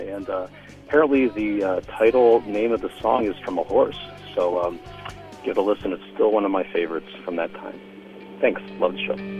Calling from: San Francisco, California, United States; I'm calling from San Francisco.

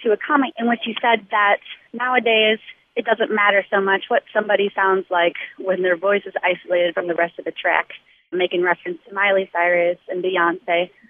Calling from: Greensboro, North Carolina, United States; I'm calling from Greensboro, North Carolina

